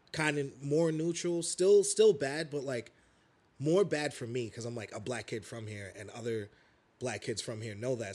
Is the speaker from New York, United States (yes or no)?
yes; New York City, New York, United States; also born or lived in Chicago; I was born, like, pretty much here in Bed-Stuy.